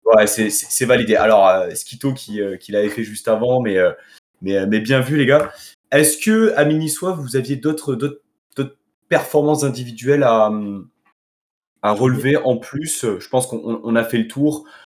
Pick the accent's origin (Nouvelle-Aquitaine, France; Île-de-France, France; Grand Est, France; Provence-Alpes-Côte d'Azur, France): Provence-Alpes-Côte d'Azur, France; Nice; en tant que Niçois